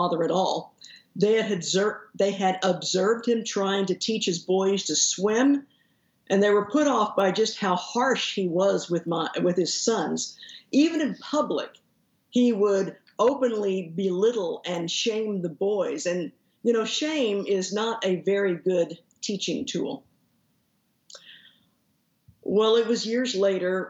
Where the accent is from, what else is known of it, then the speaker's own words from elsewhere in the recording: Haltom City, Texas, United States; I usually say that I grew up in Fort Worth, but actually I grew up in Haltom City, which is the suburb that's right to the northeast of Fort Worth